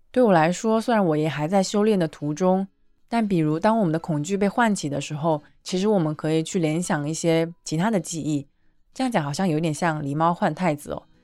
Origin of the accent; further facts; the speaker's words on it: China; 作为一个几乎每次都把材料看了的中国人